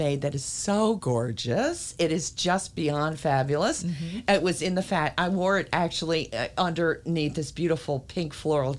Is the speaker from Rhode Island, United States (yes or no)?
no; Montclair, New Jersey, United States; I have lived in my hometown for, you know, my whole life